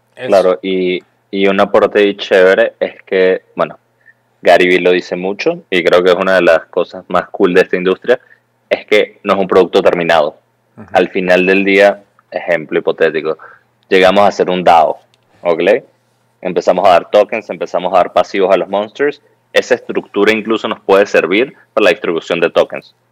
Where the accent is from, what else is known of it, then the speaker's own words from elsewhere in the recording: Venezuela; vengo de Venezuela